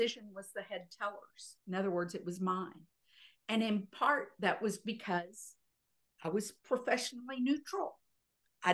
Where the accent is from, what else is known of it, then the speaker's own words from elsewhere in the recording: Texas, United States; I was not a Virginian. I was a Texan. And I came in there and said, I'm a Texan